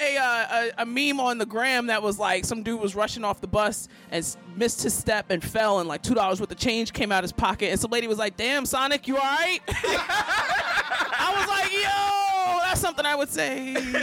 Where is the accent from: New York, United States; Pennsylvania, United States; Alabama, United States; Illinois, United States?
Pennsylvania, United States; Philadelphia; Like, I'm not angry, I'm just from Philly.